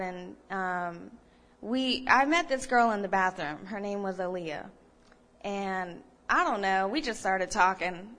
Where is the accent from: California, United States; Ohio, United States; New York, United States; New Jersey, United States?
Ohio, United States; moved away; I grew up in Ohio